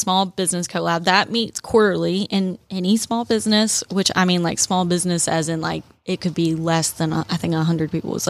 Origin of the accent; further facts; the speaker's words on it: Southern United States, United States; accent: southern; my southern accent, Julie.